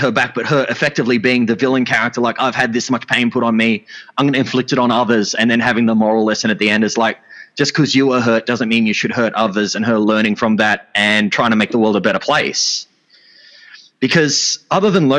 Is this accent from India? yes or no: no; Australia; I'm an Australian